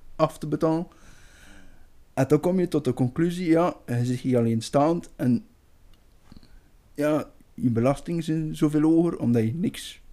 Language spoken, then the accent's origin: Dutch; Belgium; wij als Belgen